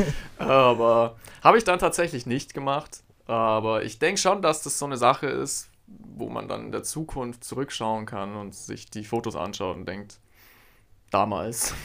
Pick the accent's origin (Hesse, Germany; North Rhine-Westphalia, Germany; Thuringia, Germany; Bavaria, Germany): Bavaria, Germany; Augsburg; Ich liebe Augsburg. Das ist meine Heimatstadt